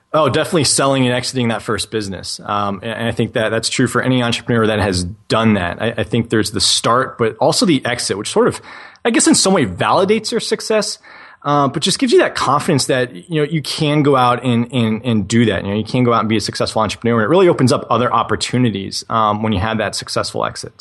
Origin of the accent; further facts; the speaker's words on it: New England, United States; I was that 12 year old kid in, growing up in New England, shoveling driveways